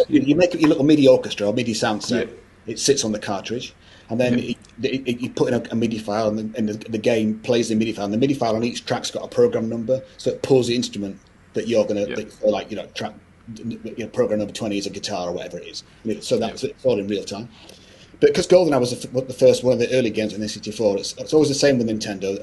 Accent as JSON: {"language": "English", "region": "Scotland", "country": "United Kingdom", "tie": "born or raised there", "said": "i was born in you know, born in Scotland, so I'm Scottish."}